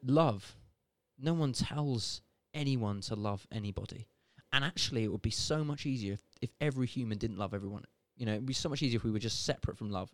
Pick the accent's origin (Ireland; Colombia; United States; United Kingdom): United Kingdom; I'm born and bred in Britain.